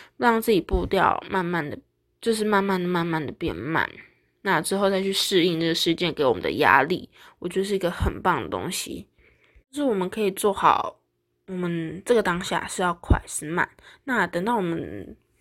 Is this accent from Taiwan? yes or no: yes; Taiwan; 我们台湾人